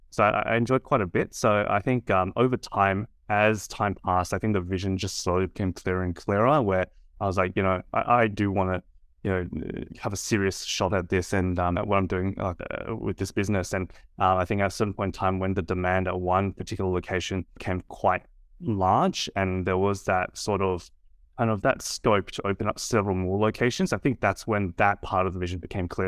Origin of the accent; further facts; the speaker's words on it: Sydney, New South Wales, Australia; I was, uh, born and raised in Sydney.